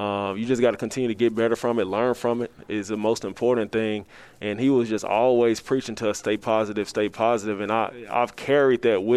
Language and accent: English; the South, United States; I'm from the South, so I'm an SEC guy